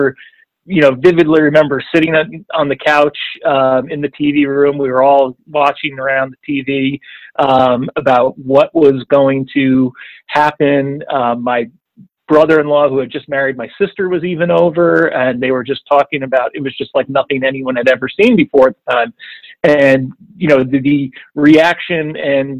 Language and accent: English; the New York area, United States; growing up in the New York area